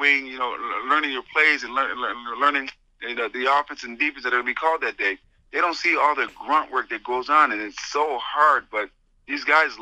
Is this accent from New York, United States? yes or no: yes; Syracuse, New York, United States; having been born and raised in Syracuse and growing up here